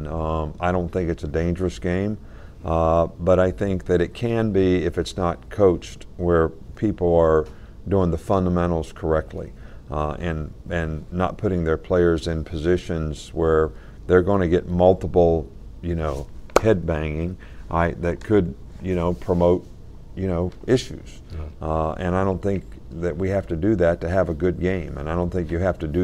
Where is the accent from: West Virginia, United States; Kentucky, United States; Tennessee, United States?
West Virginia, United States; my dad actually started Pop Warner football in our area in West Virginia